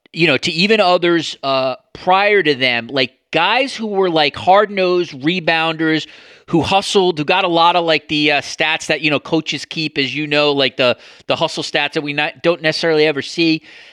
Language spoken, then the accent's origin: English; New York, United States; moved away as an adult; now in Toronto, Canada; So this is sort of interesting to me as a New Yorker. I don't live in New York at the moment, but I will always consider myself a New Yorker, because I'll probably, will have lived in New York the longest stretch of my life against any other city, unless I live in Toronto now